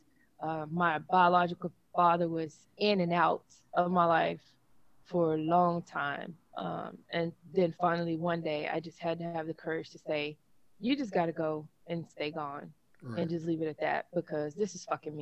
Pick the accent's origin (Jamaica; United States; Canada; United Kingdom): United States; Memphis, Tennessee; accent: country; moved away; I grew up in South Memphis